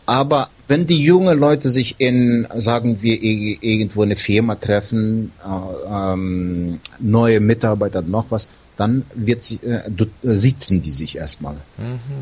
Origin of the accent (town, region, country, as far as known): Siberia, near Novosibirsk, Novosibirsk Oblast, Russia; moved away